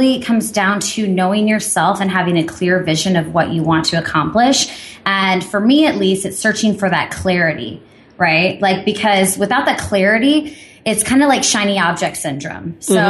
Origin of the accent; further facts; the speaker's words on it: Midwest, United States; Okay, so I was born and raised in the Midwest, but I always felt a little bit different.